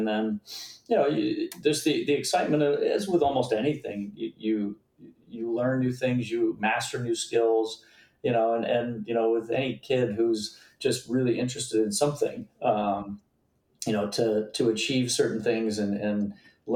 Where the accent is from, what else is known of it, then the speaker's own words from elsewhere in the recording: Cape Cod, Massachusetts, United States; I grew up on Cape Cod.